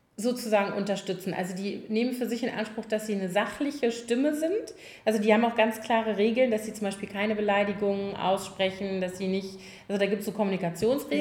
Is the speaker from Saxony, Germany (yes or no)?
no; Koblenz, Rhineland-Palatinate, Germany; born or raised there; now in Berlin, Germany